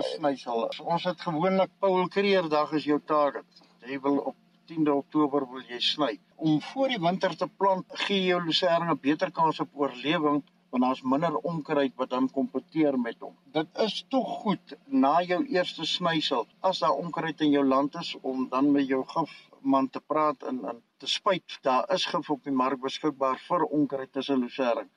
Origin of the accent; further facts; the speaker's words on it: South Africa; also born or lived in Potchefstroom district, North West; now in Potchefstroom, South Africa; ek het in die Karoo groot geword tussen Hollison en Vryseburg. Dis so in die middel tussen Kalvinia en Beaufort West